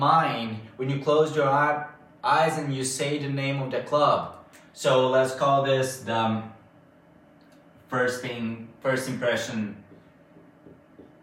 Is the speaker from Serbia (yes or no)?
yes; Bačka Topola, Vojvodina, Serbia; Bačka Topola, since this is my hometown